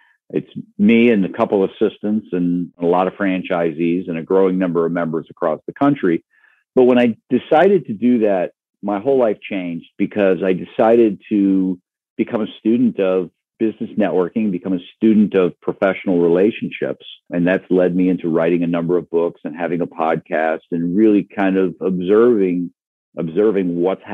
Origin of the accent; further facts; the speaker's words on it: Michigan's Upper Peninsula, United States; moved away as an adult; also born or lived in Wisconsin / Ohio; I grew up in Michigan's Upper Peninsula